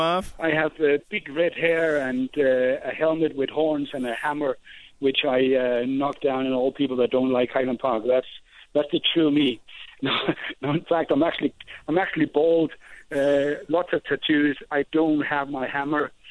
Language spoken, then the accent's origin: English; Denmark; moved away as an adult; now in Scotland; I was born and bred in Denmark